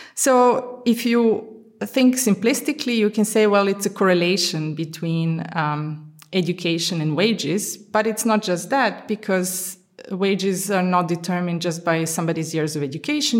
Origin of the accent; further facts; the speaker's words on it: Serbia; moved away as an adult; also born or lived in Budapest, Hungary / Amsterdam, Netherlands / London, United Kingdom; now in Antwerp, Belgium; I'm originally from Yugoslavia. So I was born in Yugoslavia